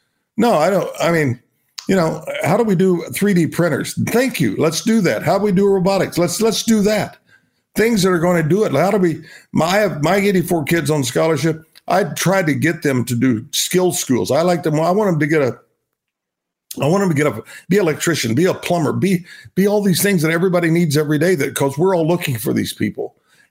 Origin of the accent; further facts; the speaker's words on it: Binger, Oklahoma, United States; I'm a kid from Binger, Oklahoma. I'll never, you know, I'll be that, you know, for the rest of my life.